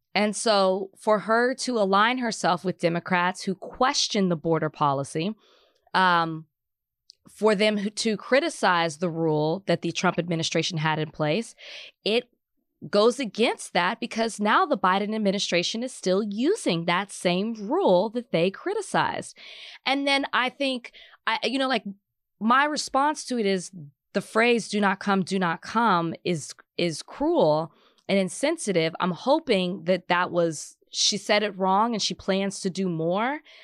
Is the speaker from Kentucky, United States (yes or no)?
no; Texas, United States; moved away; I'm a Texan